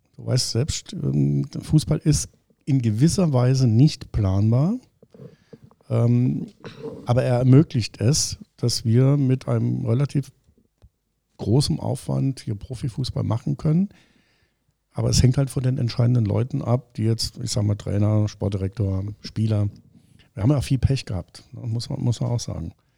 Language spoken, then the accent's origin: German; Homburg, Saarland, Germany; gebürtiger Hamburger bekennen, dass ich zwar dort wohne schon immer, aber schon immer in Saarbrücken gearbeitet und studiert habe